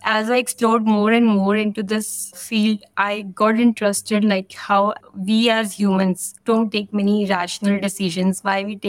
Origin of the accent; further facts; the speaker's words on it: New Delhi, Delhi, India; I'm from New Delhi, India.